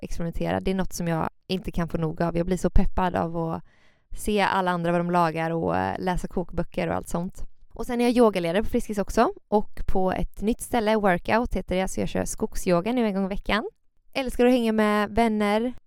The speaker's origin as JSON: {"language": "Swedish", "town": "Gothenburg", "region": "Västra Götaland", "country": "Sweden", "said": "Jag är från Göteborg, bor här"}